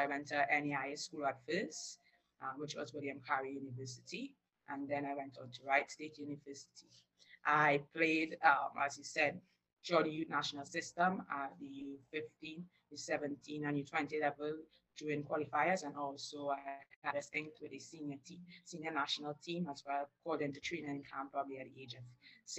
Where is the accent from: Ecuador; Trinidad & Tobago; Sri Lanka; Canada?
Trinidad & Tobago; Barataria, San Juan–Laventille; I grew up in Barataria